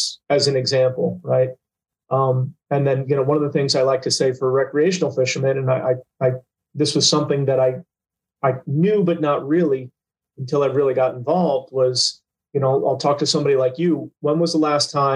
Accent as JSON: {"language": "English", "town": "Port St. Lucie", "region": "Florida", "country": "United States", "tie": "born or raised there", "said": "I was born in Port St. Lucie. I've been fishing there since, you know, really before I could walk."}